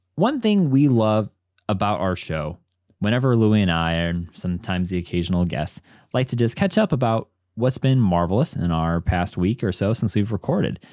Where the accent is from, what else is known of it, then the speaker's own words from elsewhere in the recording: Midwest, United States; now in Chicago, United States; as a Midwesterner in Chicago